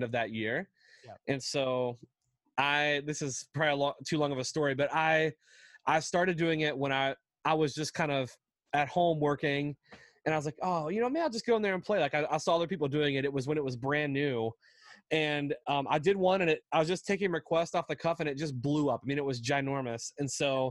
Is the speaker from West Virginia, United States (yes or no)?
yes; West Virginia, United States; I grew up in West Virginia, which is a very small state in the U.S.